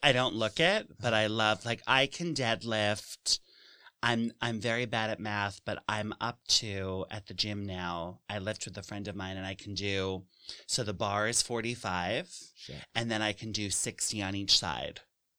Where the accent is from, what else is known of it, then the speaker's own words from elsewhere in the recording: New York City, New York, United States; But so I'm from here. I'm from New York City and I went to school in Massachusetts and I came back to the city